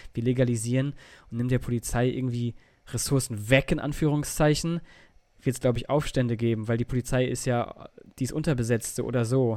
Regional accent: Germany; da, wo ich herkomme, oben in Richtung Holland

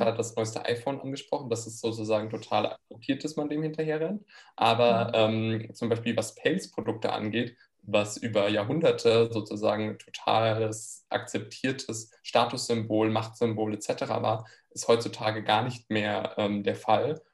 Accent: near Frankfurt, Hesse, Germany; moved away as an adult; also born or lived in France; now in Maastricht, Netherlands; ich komme ursprünglich aus der Nähe von Frankfurt, lebe aber jetzt schon mehrere Jahre im Ausland

